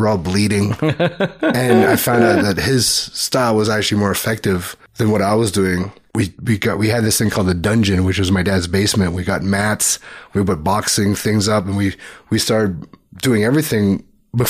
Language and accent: English; Toronto, Ontario, Canada; also born or lived in Richmond Hill / Markham / Los Angeles; we grew up in Scarborough